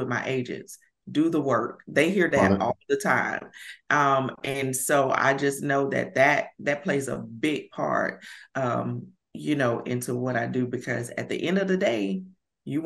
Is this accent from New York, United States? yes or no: no; Alabama, United States; accent: country; I'm from Alabama. So I'm a Bama girl. And every time I get on video, I'm like, I sound so country.